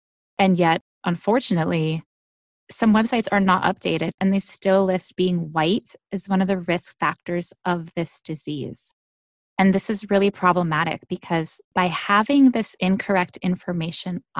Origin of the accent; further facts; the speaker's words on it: United States; I am from the United States